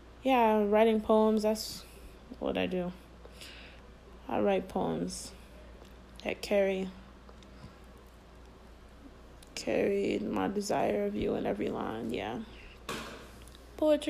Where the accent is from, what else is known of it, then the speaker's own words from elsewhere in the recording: Florida, United States; I'm from Florida